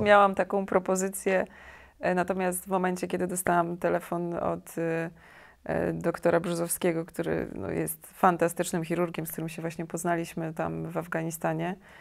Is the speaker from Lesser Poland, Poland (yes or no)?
no; Białystok, Podlaskie Voivodeship, Poland; moved away as an adult; also born or lived in Kraków; jestem z Białego Stoku